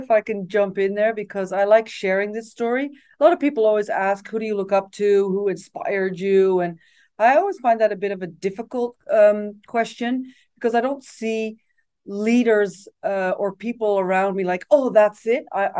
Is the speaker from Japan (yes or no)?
yes; Japan; English is a second language; moved away; My parents had lived in Japan. So when I was an expat child, I grew up in Japan.